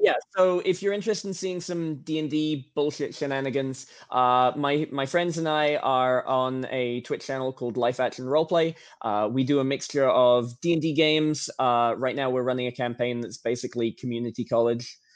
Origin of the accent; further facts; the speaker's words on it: Norfolk, East of England, United Kingdom; moved away as an adult; now in United States; I'm I'm from England. I'm from uh, Norfolk, England. I left when I was like 19 or 20, and I've been here ever since